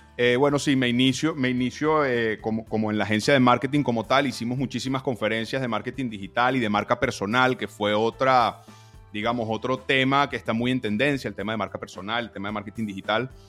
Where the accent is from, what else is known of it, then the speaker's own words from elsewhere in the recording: Venezuela; soy venezolano